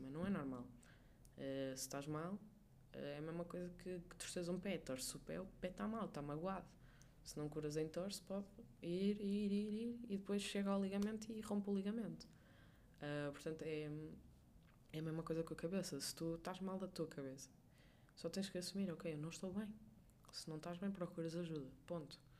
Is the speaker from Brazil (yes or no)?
no; Portugal; isso para um povo como nós, portugueses, que estamos habituados a ser calorosos